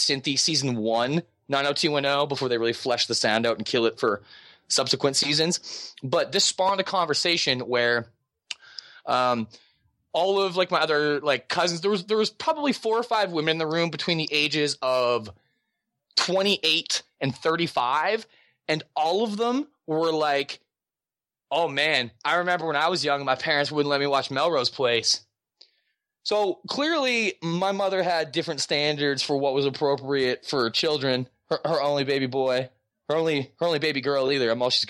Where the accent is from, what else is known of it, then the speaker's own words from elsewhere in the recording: Halifax, Nova Scotia, Canada; I grew up in Halifax, Nova Scotia.